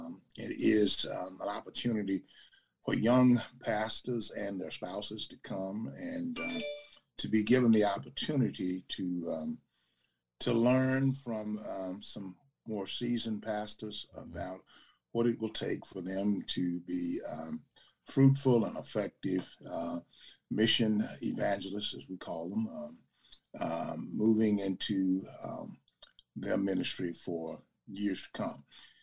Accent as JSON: {"language": "English", "town": "Savannah", "region": "Georgia", "country": "United States", "said": "because we came from Savannah."}